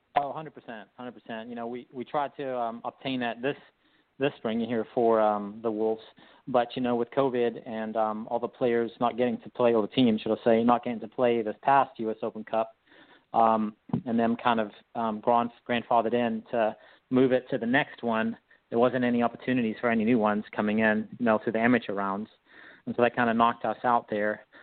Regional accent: South Africa; moved away as an adult; also born or lived in Whitehall, United States; now in United States; I grew up in South Africa.

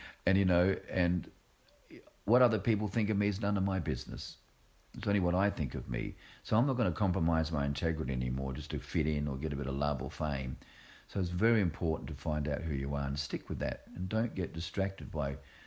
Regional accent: Australia; moved away; I'm Australian as well

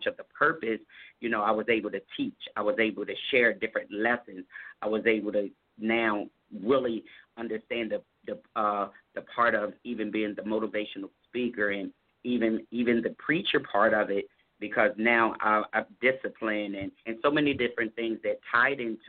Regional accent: Harrisburg, Pennsylvania, United States; also born or lived in Baltimore, Maryland; my hometown in Harrisburg, PA

